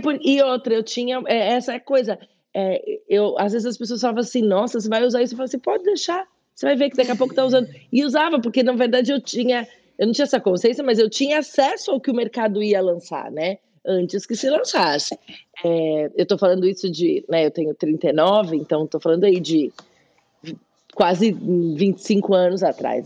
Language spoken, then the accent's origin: Portuguese; São Paulo, Brazil; moved away as an adult; also born or lived in Spain; Eu nasci na Vila Prudente, em São Paulo, mas eu cresci no Bom Retiro